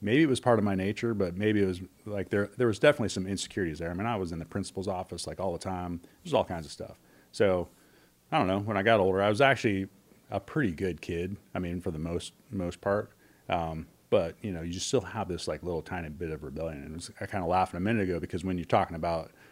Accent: Kalispell, Montana, United States; I grew up basically in Kalispell

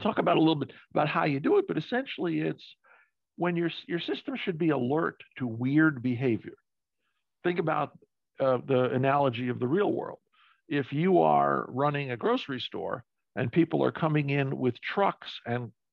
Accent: New York City, New York, United States; I grew up in New York City.

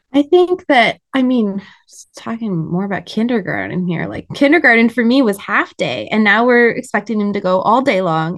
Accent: Montana, United States; now in Michigan, United States; I was raised in Montana

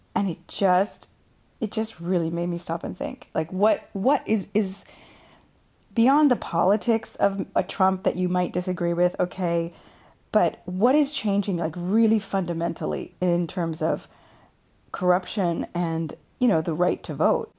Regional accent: United States; now in Italy

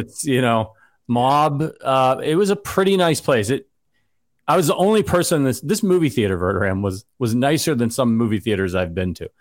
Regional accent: Northeast Ohio, United States; moved away; I'm from Northeast Ohio

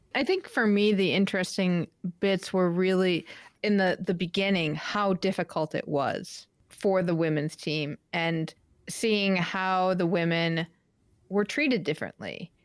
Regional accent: Midwest, United States; moved away; also born or lived in New England; growing up in the Midwest

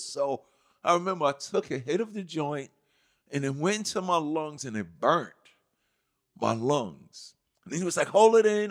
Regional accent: New York City, New York, United States; growing up in Hollis

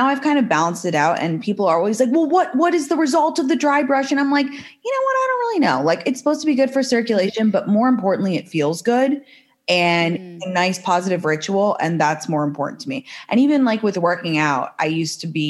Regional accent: London, United Kingdom; also born or lived in San Francisco / New York; now in Los Angeles, United States; I'm from London to begin

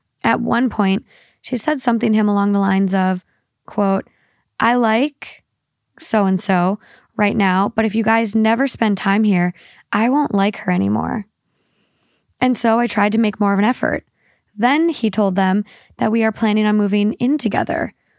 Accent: Spain; born there; I was born in Spain and most of my family lives there, from both my mom and dad's side.

